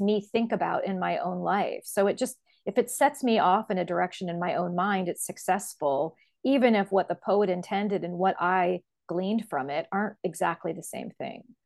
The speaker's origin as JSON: {"language": "English", "town": "Columbus", "region": "Ohio", "country": "United States", "tie": "born or raised there", "said": "I was born and raised in Columbus, Ohio, where I still live."}